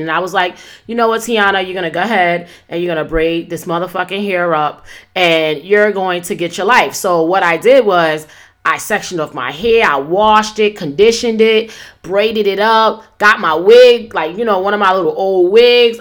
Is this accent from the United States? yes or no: yes; New York City, New York, United States; moved away; I'm not in my hometown, New York City right now